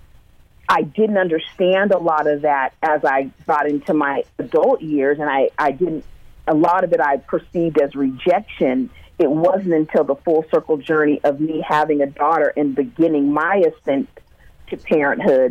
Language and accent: English; Sunnyvale, California, United States; also born or lived in Vallejo, California; I grew up in Sunnyvale, California